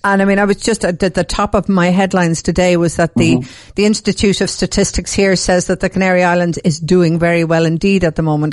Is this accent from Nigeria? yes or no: no; Dublin, Leinster, Ireland; I'm from Dublin